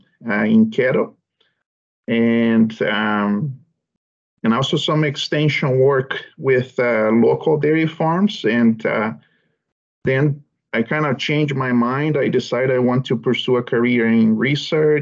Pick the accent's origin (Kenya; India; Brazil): Brazil; moved away as an adult; now in Canada; I'm originally from Brazil, and I grew up in a small family farm